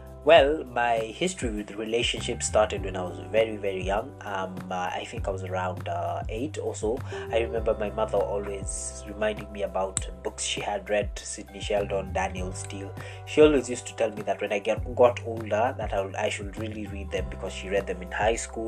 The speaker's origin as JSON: {"language": "English", "country": "Kenya", "said": "I am a Kenyan man"}